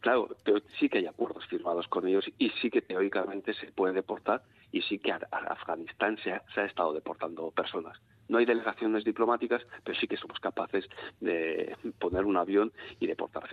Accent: Bilbao, Basque Country, Spain; soy bilbaíno, pongo ejemplos bilbaínos

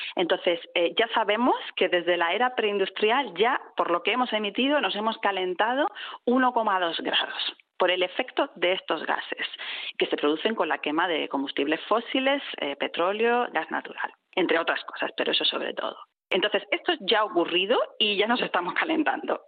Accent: southern Spain, Spain; now in Bilbao, Spain; yo vengo del sur de España

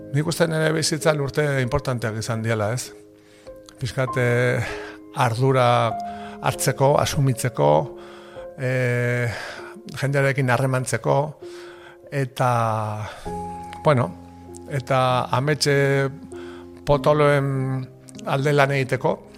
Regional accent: Lasarte-Oria, Basque Country, Spain; born or raised there; also born or lived in Hernani

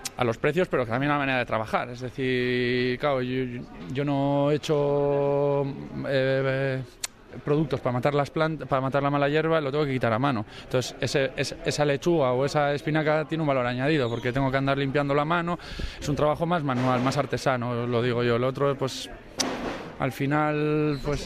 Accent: Bilbao, Basque Country, Spain; also born or lived in Orduña; soy de Bilbao

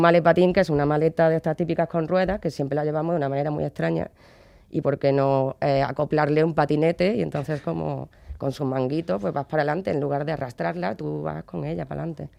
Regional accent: Córdoba, Andalusia, Spain; now in Bilbao, Spain; yo soy de Córdoba y eso, allí hay una tradición que es la Cruz de Mayo

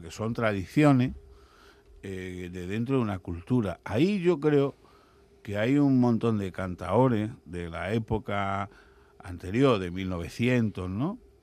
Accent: Andalusia, Spain; accent: Andalusian; se nos note el acento ultra andaluz

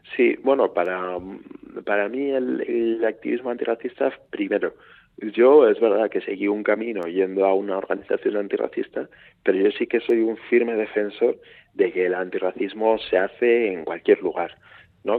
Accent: Huesca, Aragon, Spain; soy de Huesca

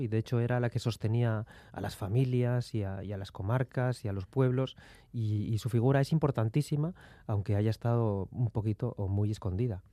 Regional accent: mining basins of Asturias, Spain; el pueblo donde yo nací, las huelgas mineras

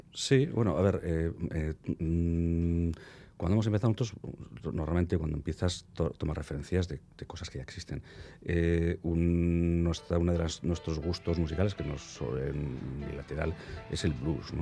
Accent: Bilbao, Basque Country, Spain; somos todos de Deusto, mm. eh, toda la banda, cada uno de los de la banda somos de Deusto, de origen de Deusto

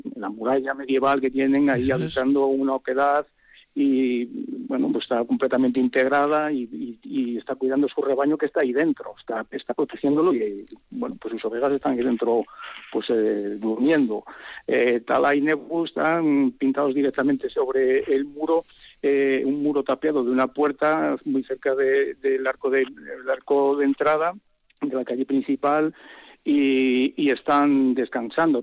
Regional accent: a small village in León, Castile and León, Spain; es mi lugar de origen, que tiene que ver con, con, mi pueblo, que es un es un pueblecito muy pequeño de León

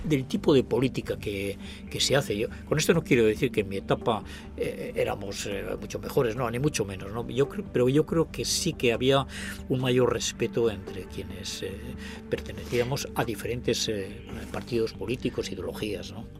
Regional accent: Agurain, Basque Country, Spain; provenimos de Agurain, de Salvatierra

